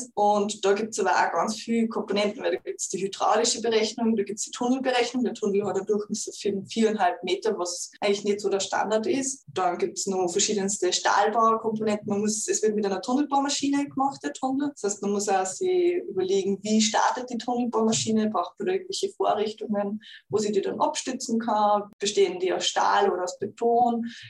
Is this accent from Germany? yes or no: no; Upper Austria, Austria; moved away as an adult; now in Vienna, Austria; ich komme ja eigentlich aus Oberösterreich